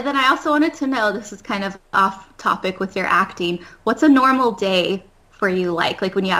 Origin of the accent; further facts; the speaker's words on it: Wichita, Kansas, United States; moved away as an adult; now in East Coast, United States; I was born and raised in Wichita, Kansas, and I recently moved to the East Coast almost a year ago.